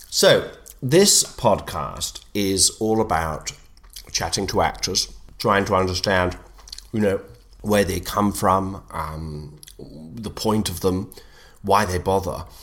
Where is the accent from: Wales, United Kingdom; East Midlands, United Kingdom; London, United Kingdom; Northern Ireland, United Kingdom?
East Midlands, United Kingdom; Nottingham; That's because I come from Nottingham, I won't lie, and I've always struggled to put in my ths.